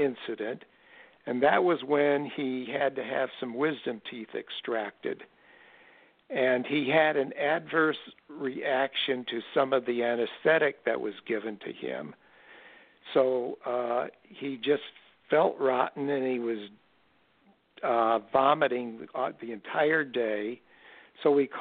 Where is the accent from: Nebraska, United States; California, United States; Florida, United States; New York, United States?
Nebraska, United States; Omaha; growing up in Omaha, Nebraska in the 1950s